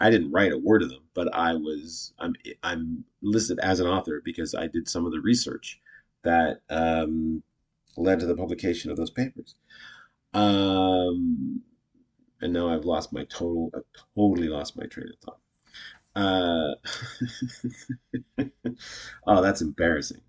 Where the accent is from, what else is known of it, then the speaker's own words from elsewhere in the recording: Canada; I'm Canadian.